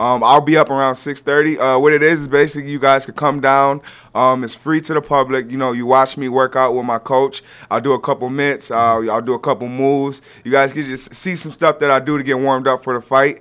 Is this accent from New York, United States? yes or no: yes; Rochester, New York, United States; moved away as an adult; also born or lived in Buffalo; now in Florida, United States; I'm from Rochester